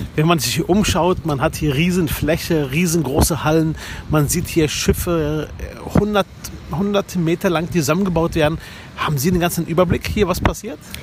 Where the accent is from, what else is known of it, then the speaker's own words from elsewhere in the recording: Berlin, Germany; Ich bin Berliner Sozialdemokrat, 41 Jahre alt, verheiratet und Papa von zwei Kindern. Seit meinem fünften Lebensjahr lebe ich in Berlin